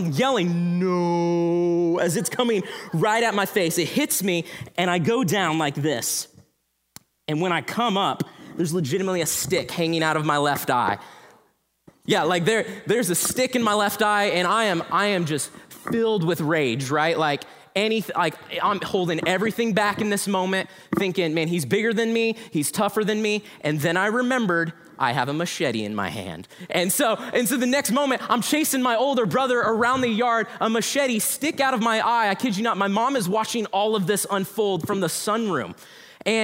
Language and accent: English; Denver, Colorado, United States; born there; And so I was born in Denver, Colorado. Anyone else from Denver here? Yes, my people, I love you.